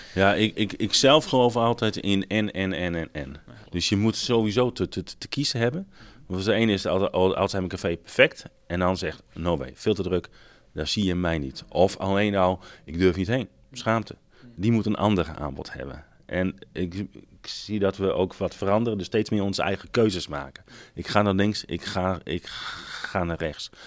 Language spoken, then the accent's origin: Dutch; Friesland, Netherlands; als Friesen zeggen we